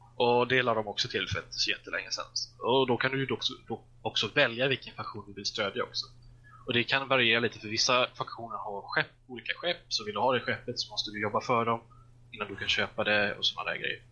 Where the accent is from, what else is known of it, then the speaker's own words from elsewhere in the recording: Småland, Sweden; jag är ju smålänning av mig